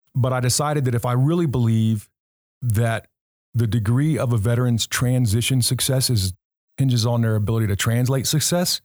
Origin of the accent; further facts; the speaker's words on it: Anaheim, California, United States; moved away; originally a California kid